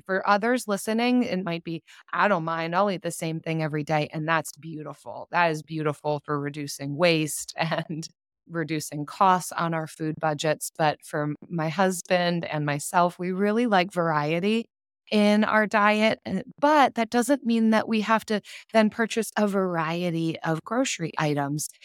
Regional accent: United States; I'm from the United States

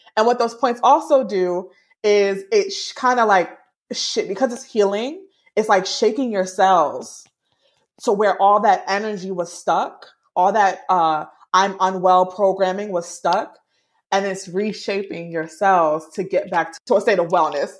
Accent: Jamaica; I'm Jamaican

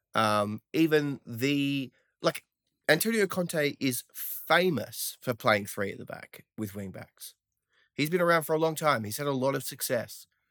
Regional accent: Australia; accent: Australian

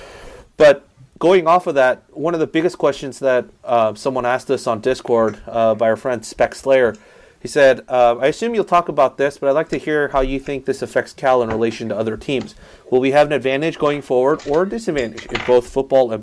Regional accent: South Korea; now in United States; I grew up overseas in South Korea. I have family over there in South Korea

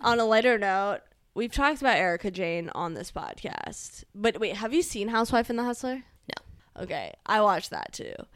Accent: Northern Virginia, United States; growing up in Northern Virginia

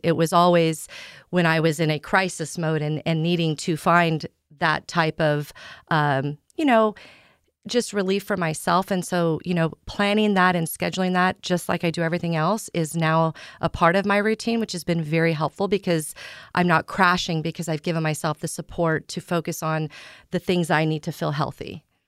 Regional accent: Southeast Kansas, United States; moved away as an adult; now in San Diego, United States; I grew up in the Midwest in a small town in Southeast Kansas

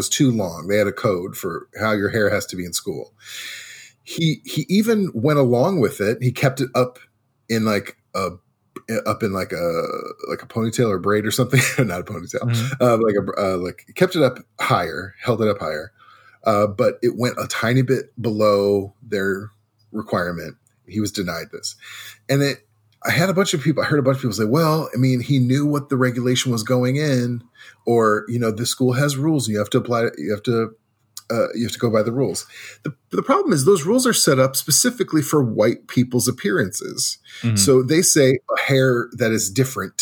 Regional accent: Midwest, United States; I grew up in the Midwest, middle class-ish.

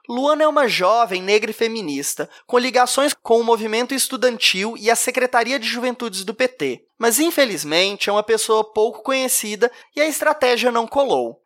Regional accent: Belo Horizonte, Minas Gerais, Brazil; Eu sou mineiro de Belo Horizonte, como meu sotaque já deve ter entregado

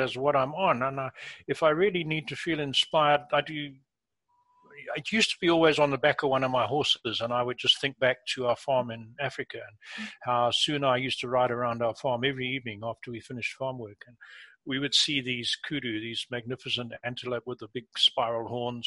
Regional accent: England, United Kingdom; moved away; I was born in England, been back many times as an adult

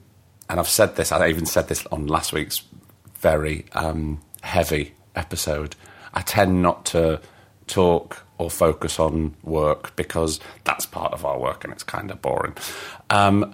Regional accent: Blackpool, North West England, United Kingdom; I'm from Blackpool

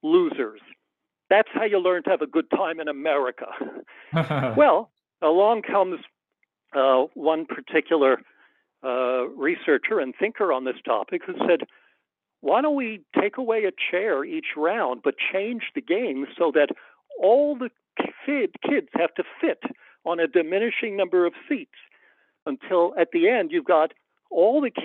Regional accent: United States; I'm an American

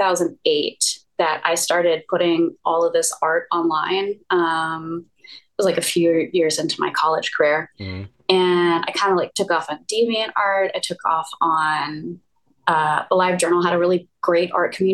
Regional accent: Atlanta, Georgia, United States; also born or lived in San Diego; I grew up in Atlanta actually

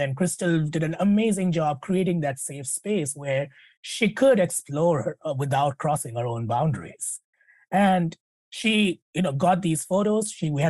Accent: India; you know, I'm an Indian woman. I'm a mom. I'm an executive, and I'm a wife and all of that.

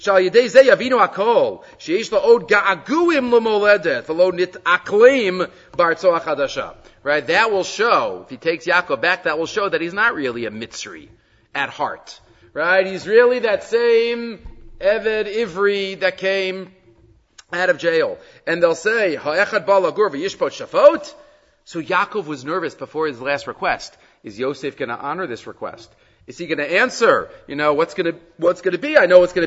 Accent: United States; moved away as an adult; also born or lived in Jerusalem; I was born in Yerushalayim, so I'm nothing generation in America. I lived in America for a couple of decades, the first few decades

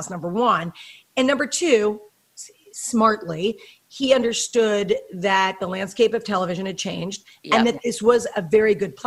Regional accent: Chappaqua, New York, United States; moved away as an adult; also born or lived in Los Angeles; now in Orange County, United States; I grew up in the suburbs. I grew up in Chappaqua, so I understand the suburbs

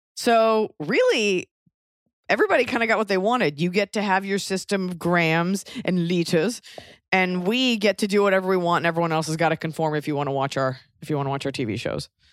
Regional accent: United States; moved away; also born or lived in Europe; being, feeling you're special as an American

